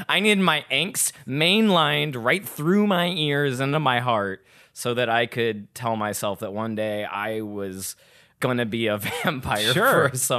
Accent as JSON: {"language": "English", "town": "Phoenix", "region": "Arizona", "country": "United States", "said": "I'm from Phoenix, but I'm going to miss it for some reason."}